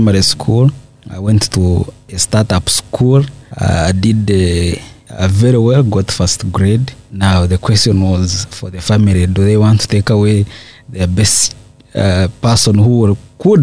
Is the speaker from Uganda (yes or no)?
yes; Ntungamo, Western Region, Uganda; moved away as an adult; now in Kampala, Uganda; I come from Ntungamo